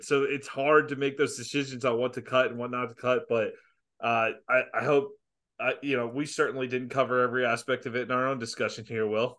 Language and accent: English; Jacksonville, Florida, United States; I grew up in Jacksonville